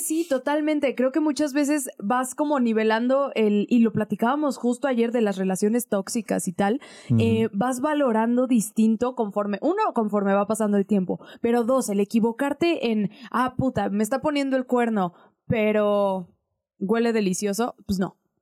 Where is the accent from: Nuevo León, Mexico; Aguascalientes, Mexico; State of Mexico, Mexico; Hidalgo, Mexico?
Aguascalientes, Mexico; now in Mexico City, Mexico; la gente sabe que soy de Aguascalientes, bueno, que crecí en Aguascalientes